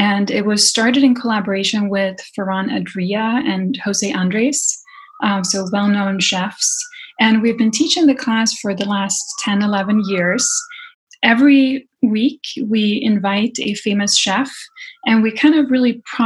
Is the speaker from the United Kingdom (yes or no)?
no; Sweden; I grew up in Sweden in a family where a lot of the activities centered around food